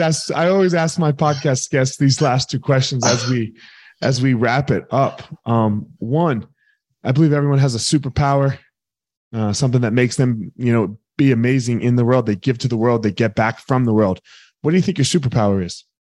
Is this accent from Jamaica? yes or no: no; near Vineland, New Jersey, United States; I grew up in South Jersey, a little town right outside of Vineland.